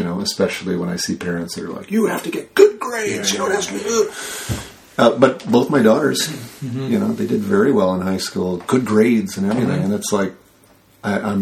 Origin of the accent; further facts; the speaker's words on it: Royal Oak, Michigan, United States; moved away; also born or lived in Chicago; I grew up in Royal Oak, Michigan, which is the Burbank of Detroit.